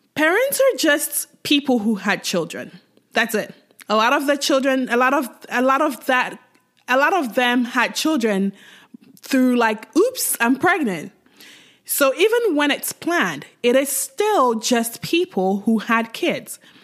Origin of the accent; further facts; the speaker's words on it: Ghana; I grew up in Ghana, uh, to a Nigerian mom